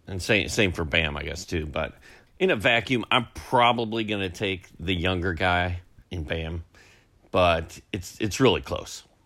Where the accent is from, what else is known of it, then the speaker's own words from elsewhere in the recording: Indianapolis, Indiana, United States; I, I grew up in Indy, and uh, Cincinnati was our closest team